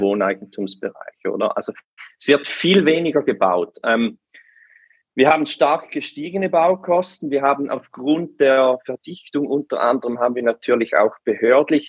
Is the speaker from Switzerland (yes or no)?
yes; Switzerland; bei uns in der Schweiz